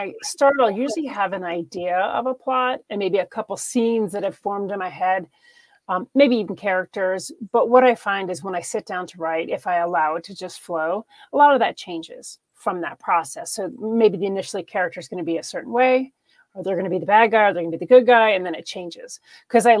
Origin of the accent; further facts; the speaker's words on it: New York, United States; I'm originally from New York.